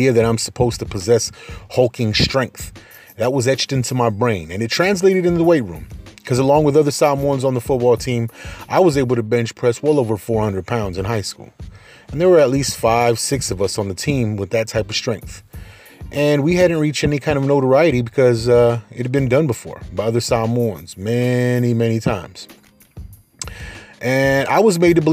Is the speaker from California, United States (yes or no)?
yes; Carson, California, United States; growing up in Carson